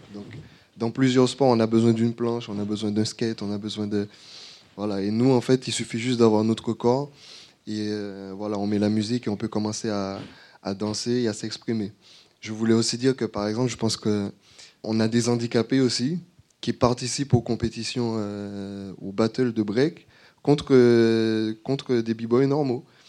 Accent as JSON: {"language": "French", "country": "Martinique", "moved": "yes", "said": "je suis martiniquais, je suis rentré il n'y a pas longtemps"}